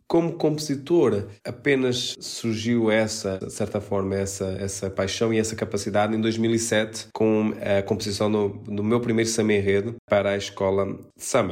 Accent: Portugal; eu, sendo português, consigo cantar sem sotaque português e utilizar um sotaque brasileiro

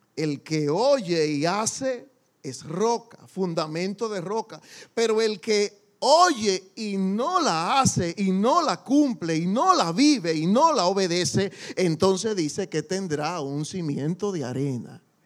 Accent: Dominican Republic; como decimos en buen dominicano

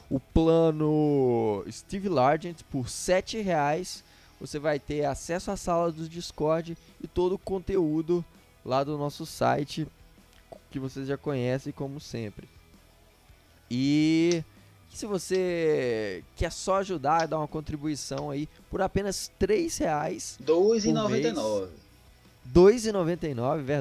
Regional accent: Minas Gerais, Brazil; accent: mineiro; deixa meu, meu sotaque mineiro aqui, uai.

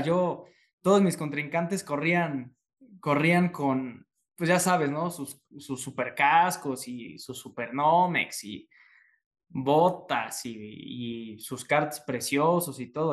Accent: Puebla, Mexico; yo soy de Puebla

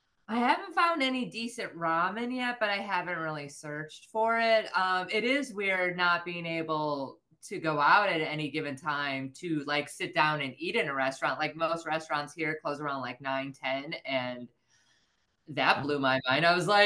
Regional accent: the South, United States; accent: Southern; Well, that's another thing. I'm afraid my Southern accent's going to come back.

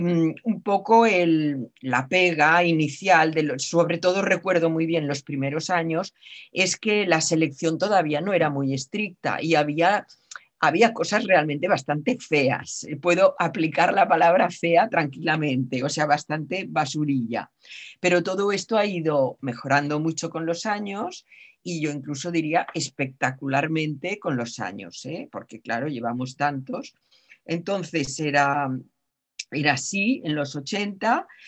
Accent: Catalonia, Spain; yo como catalana que soy

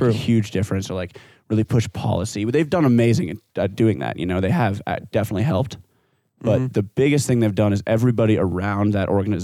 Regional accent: Golden, Colorado, United States; growing up in Golden, Colorado

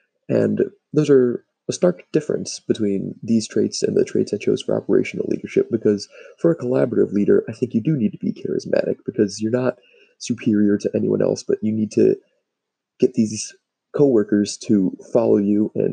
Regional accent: Cleveland, Ohio, United States; my hometown in Cleveland

